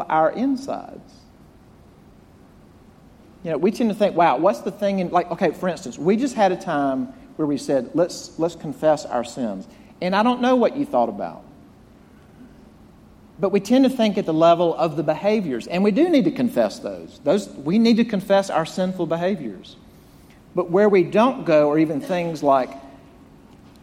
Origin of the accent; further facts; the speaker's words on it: Jackson, Mississippi, United States; moved away; growing up in my hometown of Jackson, Mississippi